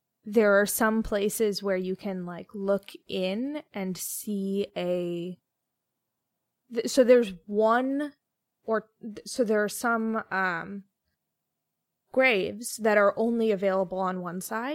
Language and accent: English; United States; I'm from America